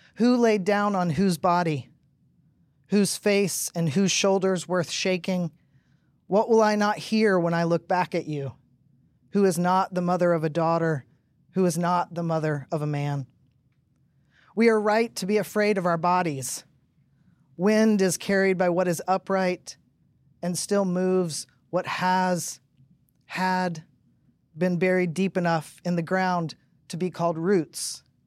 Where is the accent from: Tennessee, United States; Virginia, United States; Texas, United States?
Tennessee, United States; I grew up in Tennessee, Pentecostal